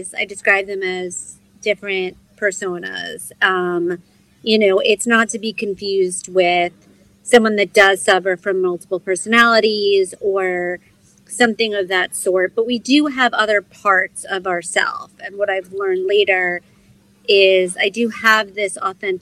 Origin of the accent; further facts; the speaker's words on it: New York, United States; moved away as an adult; now in Los Angeles, United States; I was from New York